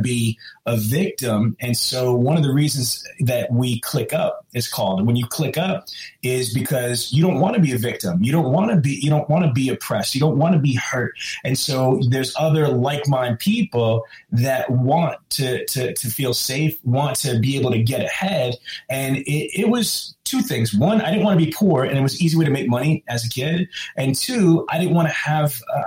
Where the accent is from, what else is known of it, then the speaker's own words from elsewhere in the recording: New York City, New York, United States; I grew up in Queens and Brooklyn